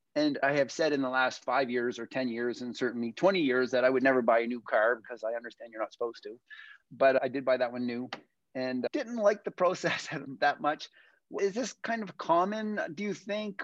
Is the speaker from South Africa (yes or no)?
no; East Coast, Atlantic Canada, Canada; moved away; I come from the East Coast originally